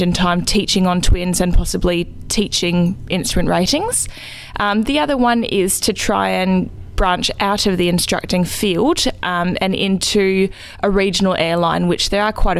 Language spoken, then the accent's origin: English; Vancouver, British Columbia, Canada; moved away as an adult; now in Western Australia, Australia; after being born and raised in Vancouver